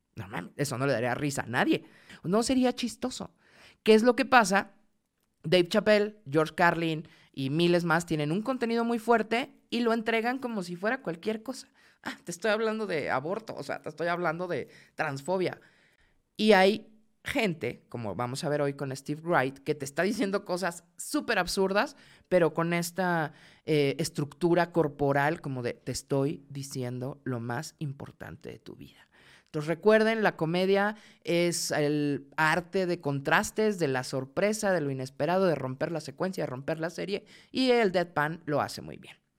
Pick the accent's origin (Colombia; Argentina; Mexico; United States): Mexico; soy mexicana